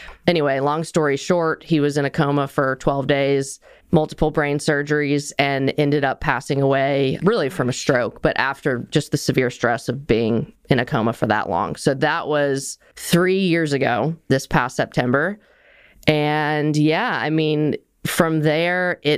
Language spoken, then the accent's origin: English; Nashville, Tennessee, United States; I grew up here in Nashville